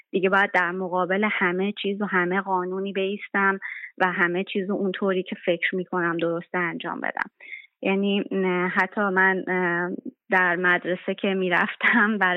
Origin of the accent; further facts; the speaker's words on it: Hamedan, Hamadan Province, Iran; من در شهر همدان متولد شدم و دوران کودکی و نوجوانیمو اونجا گذروندم